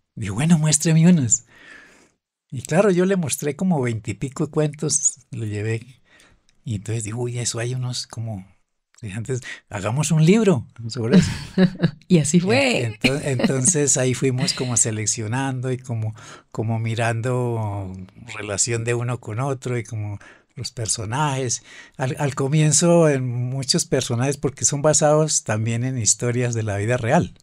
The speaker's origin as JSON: {"language": "Spanish", "town": "Güicán de la Sierra", "region": "Boyacá", "country": "Colombia", "tie": "born or raised there", "said": "fue allá a mi tierra, pues allá, por allá estuvimos en el páramo"}